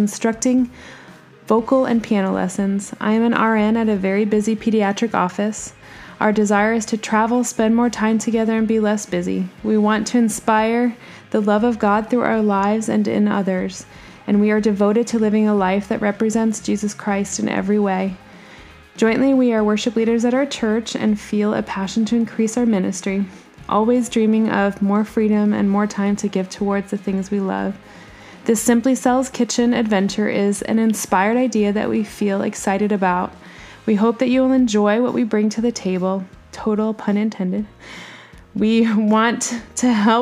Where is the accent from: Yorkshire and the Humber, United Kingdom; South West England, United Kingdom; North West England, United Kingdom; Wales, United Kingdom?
Yorkshire and the Humber, United Kingdom; Bradford; moved away; I was born in Bradford, England, where my father and mother